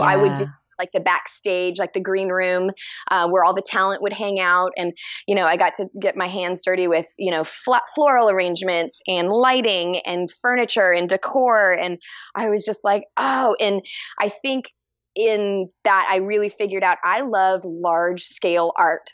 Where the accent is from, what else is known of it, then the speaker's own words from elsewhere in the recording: Texas, United States; also born or lived in Dallas; I'm from Texas. I was born and raised in Texas, and I'm and currently in Texas